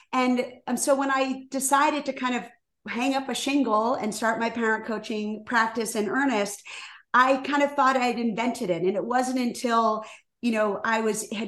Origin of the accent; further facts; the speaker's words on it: Washington, District of Columbia, United States; moved away as an adult; also born or lived in Rhode Island; now in Chicago, United States; I was born and raised in Washington, D.C.